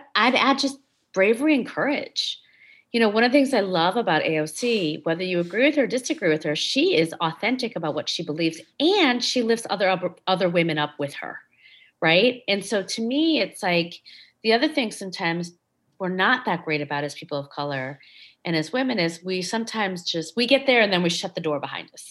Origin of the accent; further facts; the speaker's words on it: Schaumburg, Illinois, United States; I grew up in Schaumburg, Illinois